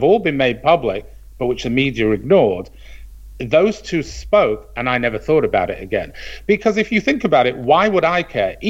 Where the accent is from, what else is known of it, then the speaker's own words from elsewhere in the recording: Manchester, North West England, United Kingdom; moved away; I grew up in Manchester.